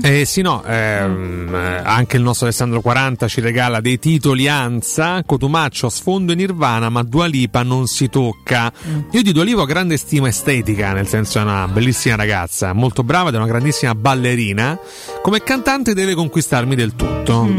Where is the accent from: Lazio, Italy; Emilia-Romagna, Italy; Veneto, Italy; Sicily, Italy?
Lazio, Italy; Rome; noi parliamo da romani